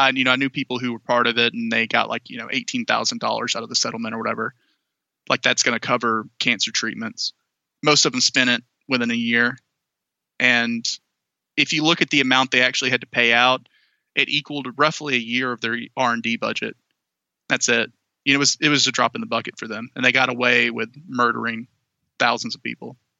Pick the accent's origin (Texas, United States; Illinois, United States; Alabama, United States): Alabama, United States; Anniston; moved away; the town I came from was horribly polluted uh, for decades by the Monsanto Corporation